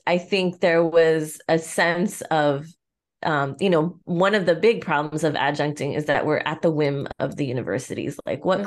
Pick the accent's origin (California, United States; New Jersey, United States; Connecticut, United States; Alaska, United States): California, United States; Pico Rivera; I'm from Pico